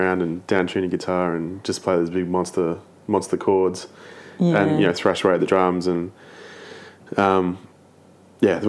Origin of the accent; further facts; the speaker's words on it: Melbourne, Victoria, Australia; also born or lived in Hong Kong; I was born in Melbourne 34 years ago and grew up in the northeast suburbs of Melbourne